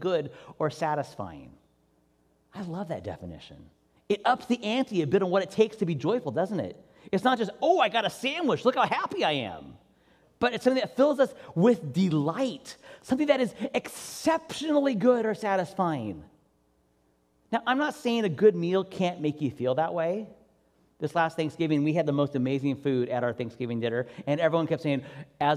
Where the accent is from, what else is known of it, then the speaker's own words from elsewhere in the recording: Washington, United States; now in California, United States; I'm originally from Washington State, where it rains all the time.